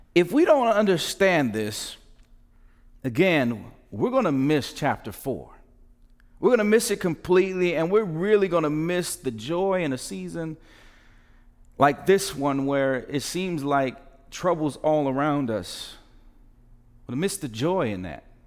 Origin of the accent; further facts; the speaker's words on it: United States; the tension we live in being American